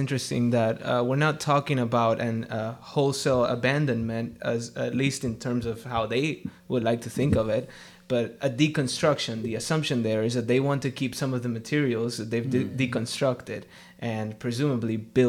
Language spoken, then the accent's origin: English; Miami, Florida, United States; moved away as an adult; also born or lived in Dominican Republic / Missouri / California; now in Bradenton, United States; Yeah, so I'm a native of Dominican Republic, and I grew up in Miami, Florida. And after that, I lived for some years in Missouri, where I met my wife. She's from Missouri, and then we moved over to California for seminary.